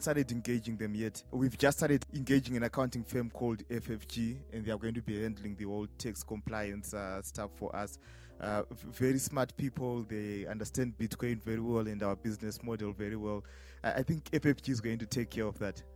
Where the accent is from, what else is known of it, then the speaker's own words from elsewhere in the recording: Harare, Zimbabwe; I'm from Harare, Zimbabwe.